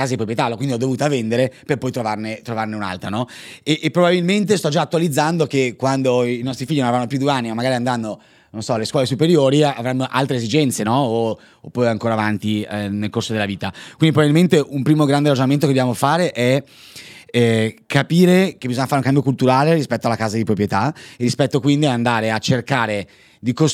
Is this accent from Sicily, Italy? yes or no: no; Padua, Veneto, Italy; Io sono di Padova, quindi sì, diciamo scusa, c'è anche un'inclinazione, eh, diciamo. L'accento veneto non l'ho